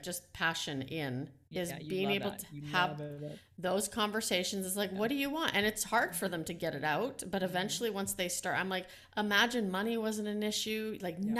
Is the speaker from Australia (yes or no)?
no; Netherlands; English is a second language; moved away; I'm ESL. I was born in the Netherlands.